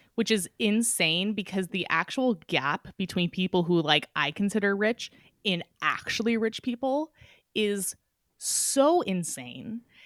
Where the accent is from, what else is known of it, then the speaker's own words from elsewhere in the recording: Petaluma, California, United States; I grew up in Petaluma, just north of San Francisco.